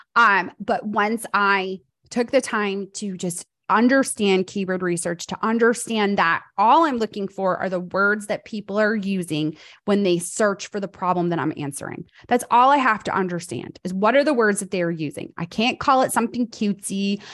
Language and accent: English; New York, United States; moved away as an adult; now in North Carolina, United States; I'm a fast talker because I grew up in New York